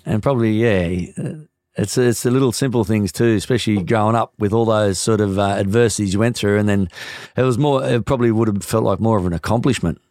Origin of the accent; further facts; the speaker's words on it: New Zealand; as a New Zealander